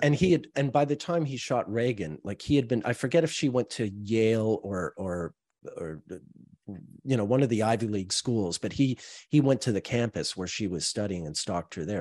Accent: Montreal, Quebec, Canada; I'm from Montreal

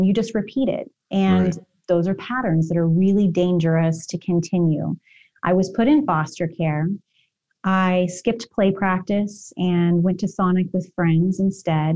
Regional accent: Kansas, United States; also born or lived in Arkansas; we moved from Arkansas, then we moved to Kansas in the middle of the night when I was in kindergarten

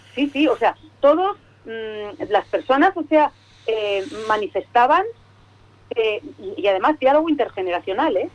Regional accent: Cantabria, Spain; como buena cántabra

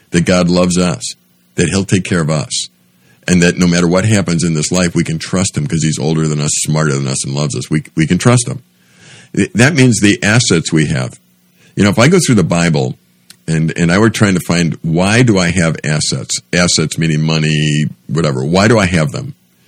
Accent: United States; since I was from America

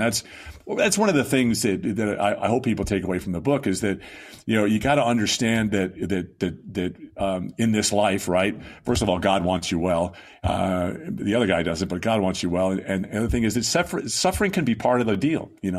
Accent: Long Island, New York, United States; My parents ran the church when I was growing up on Long Island.

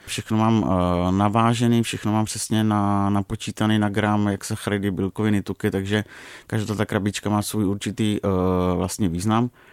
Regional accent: Moravia, Czechia; jsem z Moravy

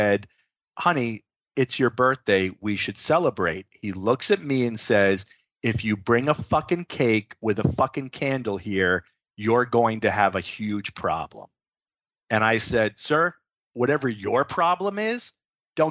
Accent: Florida, United States; I was born and raised in Florida

